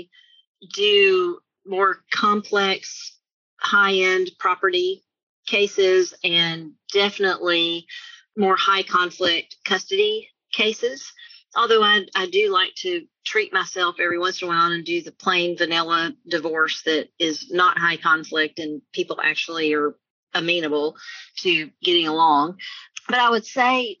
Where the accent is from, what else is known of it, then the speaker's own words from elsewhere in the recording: Mexia, Texas, United States; I am a small town girl. I grew up in Mahia, Texas